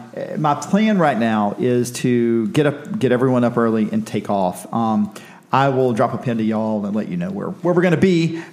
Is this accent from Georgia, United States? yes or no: yes; South Georgia, United States; I'm from South Georgia.